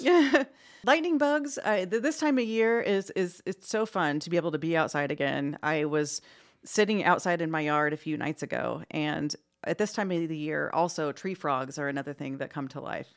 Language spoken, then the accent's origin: English; New Castle, Indiana, United States; also born or lived in Anderson, Indiana / Southwest United States; I was born and raised in East Central Indiana. I actually, uh, grew up in the Newcastle area